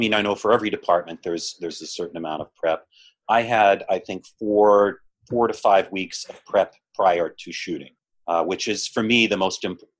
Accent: West Virginia, United States; moved away as an adult; now in New York City, United States; I'm based in New York. I came here in 86. I grew up in West Virginia and always dreamed of living in New York City.

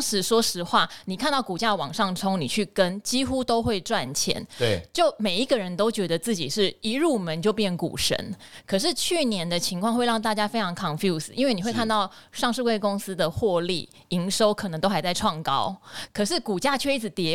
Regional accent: Pingtung County, Taiwan; moved away; 我来自屏东，但是因为家里面有变故

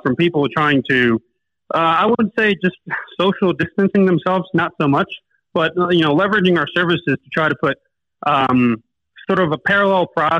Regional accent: Barranquilla, Atlántico, Colombia; now in Medellín, Colombia; I moved to Medellin from Barranquilla. I'm actually originally from the coast in Barranquilla.

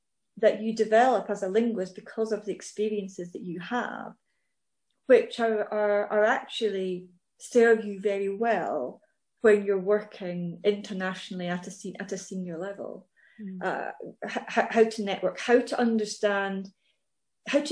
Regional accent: Scotland, United Kingdom; I'm Scottish, British, European

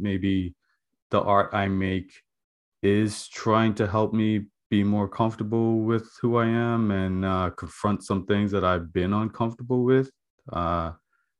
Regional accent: Bermuda; now in Nova Scotia, Canada; I'm from Bermuda

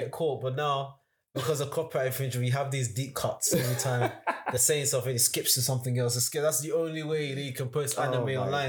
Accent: Australia; 2008 or something. I came from Australia.

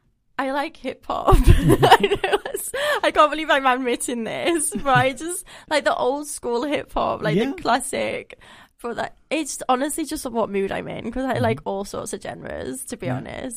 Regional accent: England, United Kingdom; I feel bad I'm English

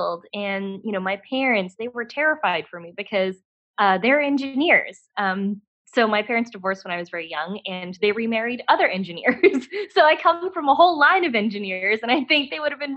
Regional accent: Dallas, Texas, United States; moved away as an adult; also born or lived in New Hampshire; I was born and raised in Dallas-Fort Worth, Texas.

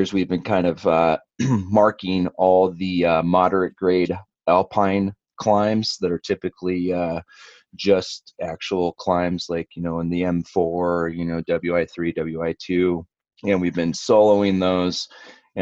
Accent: Upper Peninsula, Michigan, United States; now in Colorado, United States; I grew up in Michigan

